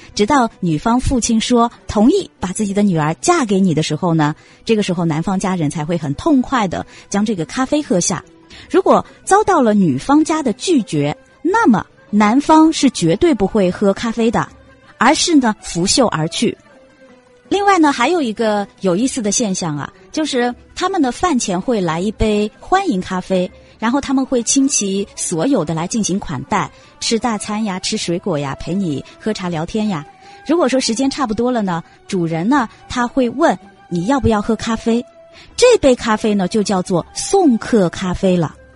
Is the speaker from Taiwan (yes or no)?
no; China; 我们中国人